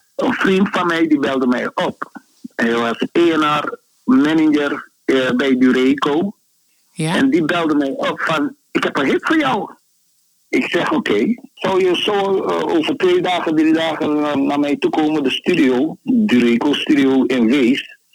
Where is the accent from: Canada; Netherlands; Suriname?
Suriname; Ik ben opgegroeid in Suriname